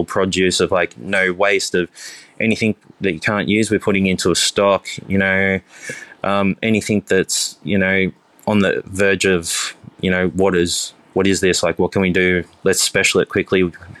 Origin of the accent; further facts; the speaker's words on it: Cronulla, New South Wales, Australia; So I grew up in Cronulla, the Sutherland Shire.